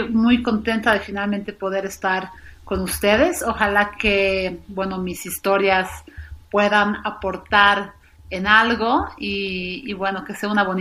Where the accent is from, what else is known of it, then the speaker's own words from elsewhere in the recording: Sofia, Sofia City, Bulgaria; born there; yo nací en Bulgaria, en Sofía, Bulgaria, el 89.